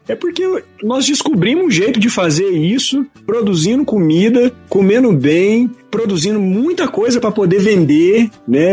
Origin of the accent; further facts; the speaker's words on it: Varginha, Minas Gerais, Brazil; Eu sou mineirinho, aqui do sul de Minas, terra do ET, Varginha. Todo mundo conhece minha cidade